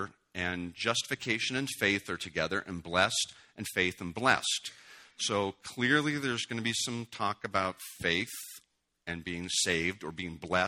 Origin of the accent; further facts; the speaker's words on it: United States; also born or lived in Washington State; we're pretty American